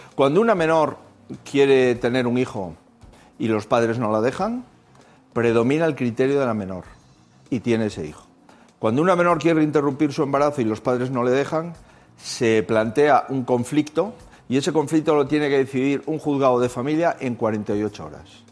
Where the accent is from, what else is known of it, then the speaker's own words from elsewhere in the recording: Spain; mi país